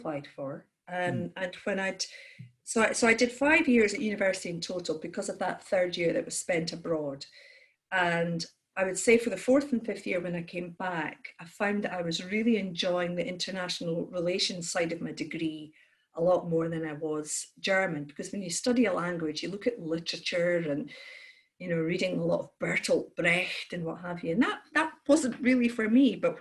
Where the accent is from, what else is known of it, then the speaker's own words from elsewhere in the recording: Aberdeen, Scotland, United Kingdom; also born or lived in Glasgow; as a child growing up in Aberdeen, you grow up with Grampian TV